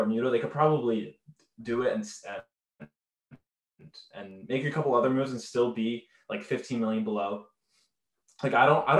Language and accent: English; Philadelphia, Pennsylvania, United States; growing up in the Philadelphia area